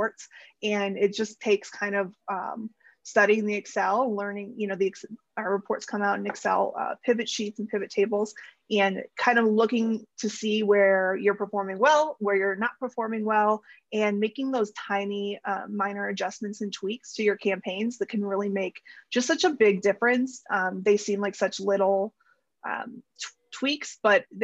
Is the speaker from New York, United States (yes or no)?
no; Cleveland, Ohio, United States; moved away; I'm from Cleveland